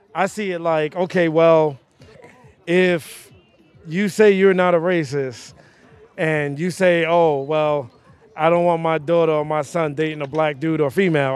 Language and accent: English; New York City, New York, United States; as a young kid growing up in Bed-Stuy, Brooklyn